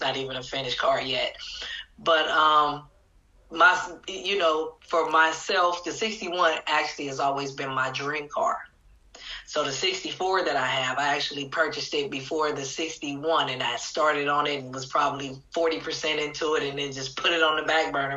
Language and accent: English; Los Angeles, California, United States; I was born and raised in Watts